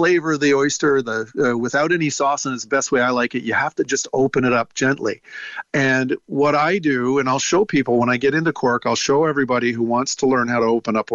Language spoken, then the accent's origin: English; Toronto, Ontario, Canada; I'm from Toronto, which is a landlocked city.